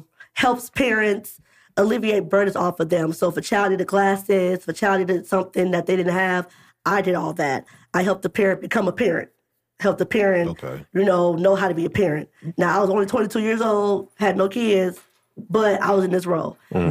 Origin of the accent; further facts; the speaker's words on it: Springfield, Illinois, United States; when I grew up in Springfield, I was involved in the Springfield Urban League program.